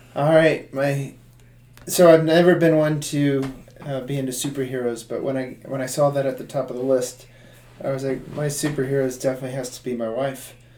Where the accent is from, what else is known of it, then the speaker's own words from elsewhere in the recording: Tampa, Florida, United States; I was born and raised in Tampa, Florida